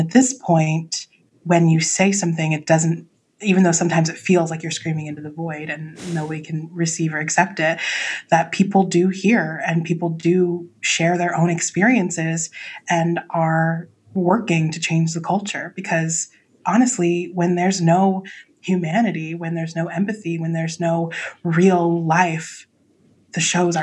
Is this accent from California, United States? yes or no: yes; Southern Orange County, California, United States; I was raised in Southern Orange County